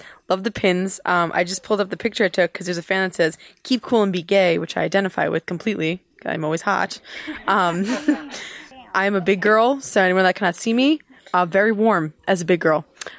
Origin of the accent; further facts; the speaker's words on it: Iowa, United States; I'm from Iowa.